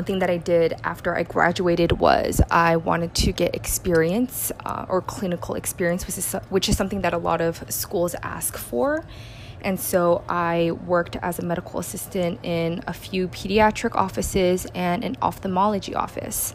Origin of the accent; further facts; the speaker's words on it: South Bay, Bay Area, California, United States; moved away as an adult; now in New York City, United States; I am originally from the Bay Area, specifically the South Bay, where I spent the majority of my childhood and my college years.